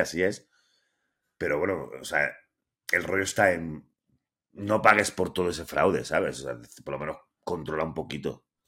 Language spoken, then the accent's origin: Spanish; Andalusia, Spain; now in León, Spain; todos los andaluces